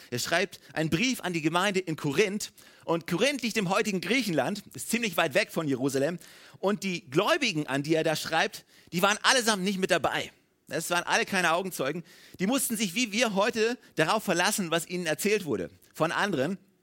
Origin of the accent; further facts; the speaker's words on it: Germany; als Deutsche